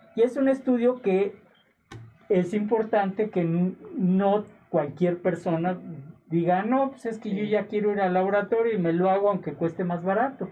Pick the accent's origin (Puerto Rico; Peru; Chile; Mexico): Mexico